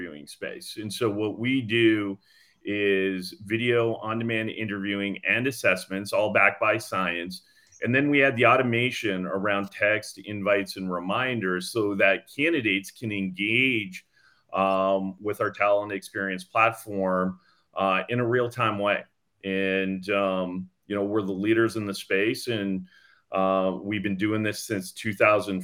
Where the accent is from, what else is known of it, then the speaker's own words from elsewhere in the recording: Canada; moved away as an adult; now in Los Gatos, United States; I'm actually born and raised in Canada, and I moved to the Bay Area in 2005.